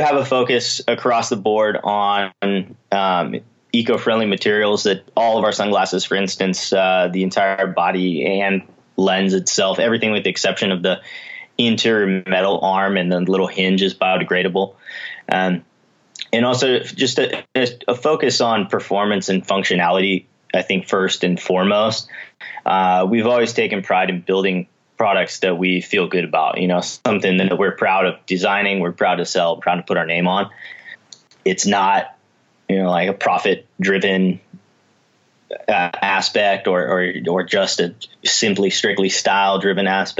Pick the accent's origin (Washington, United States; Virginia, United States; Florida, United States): Washington, United States; moved away as an adult; also born or lived in Colorado; I grew up in Washington State and moved to Colorado to be a ski bum when I was 18 years old